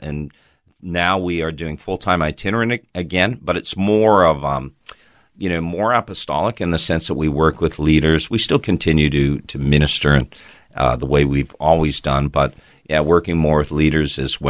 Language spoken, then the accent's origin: English; Toronto, Ontario, Canada; now in Australia; I probably can tell by my accent that I was not born in Australia. I was actually born in Toronto, Canada.